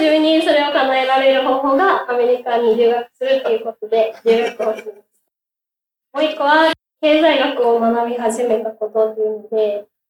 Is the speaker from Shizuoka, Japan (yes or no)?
no; Aichi, Japan; moved away; 出身は愛知県の宇都宮市です